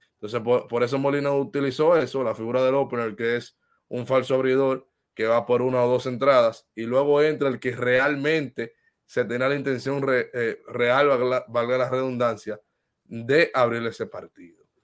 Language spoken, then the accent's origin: Spanish; Dominican Republic; nos concierne como dominicanos